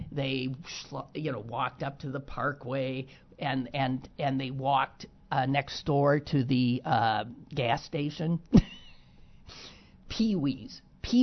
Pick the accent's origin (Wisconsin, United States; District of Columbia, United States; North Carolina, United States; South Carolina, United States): Wisconsin, United States; I'm from Wisconsin. This was a doozy.